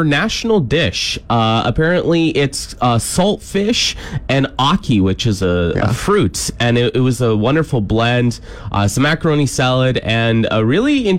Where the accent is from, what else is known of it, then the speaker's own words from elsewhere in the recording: Kitchener, Ontario, Canada; also born or lived in Whitehorse, Yukon; now in Saskatchewan, Canada; My hometown of Kitchener-Waterloo is up there